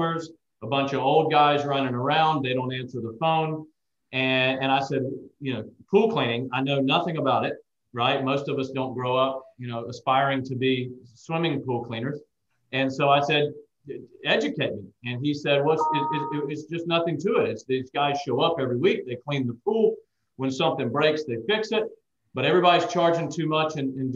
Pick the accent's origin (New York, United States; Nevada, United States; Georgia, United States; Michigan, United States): Georgia, United States; Macon; also born or lived in Charleston, South Carolina; I had what I would consider almost a real business in my hometown of Macon, Georgia, where I'm from